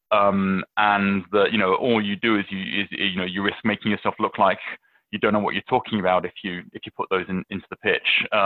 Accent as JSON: {"language": "English", "country": "United Kingdom", "moved": "yes", "said": "I, I'm I'm British. I will always be British. I, lo- I love going back"}